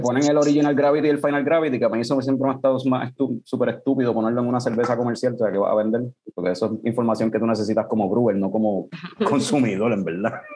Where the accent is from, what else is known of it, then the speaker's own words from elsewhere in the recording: Ponce, Puerto Rico; yo somos de Ponce también